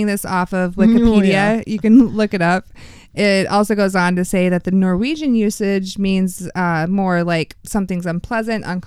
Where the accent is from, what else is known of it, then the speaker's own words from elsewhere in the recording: Texas, United States; moved away; Growing up in Texas